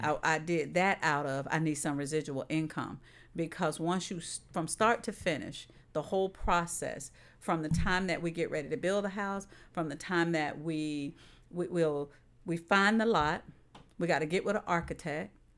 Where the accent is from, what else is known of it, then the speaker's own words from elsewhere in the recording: St. Petersburg, Florida, United States; I'm from South Saint Pete